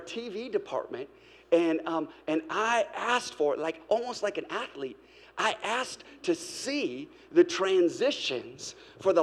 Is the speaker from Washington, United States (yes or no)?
yes; Seattle, Washington, United States; moved away as an adult; now in Hermosa Beach, United States; My wife and I, we were raised in Seattle